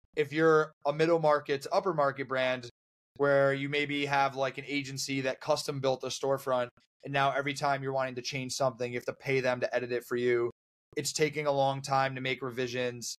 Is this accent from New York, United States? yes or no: yes; Buffalo, New York, United States; moved away; I'm from Buffalo originally